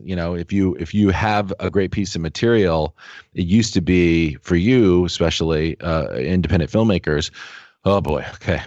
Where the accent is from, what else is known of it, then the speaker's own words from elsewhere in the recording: Los Angeles, California, United States; I grew up in Los Angeles in the Valley